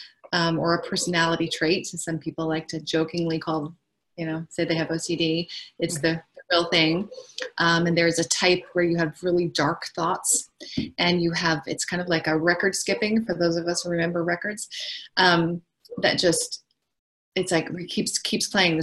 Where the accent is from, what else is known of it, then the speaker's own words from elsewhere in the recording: New York, United States; moved away as an adult; now in Los Angeles, United States; I'm from New York, but I live in LA and I've been here for a long time, 26 years.